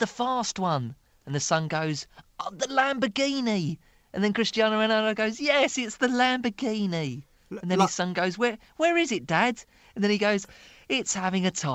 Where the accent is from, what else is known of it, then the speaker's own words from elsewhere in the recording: Dagenham, London, United Kingdom; I grew up in Dagenham, in East London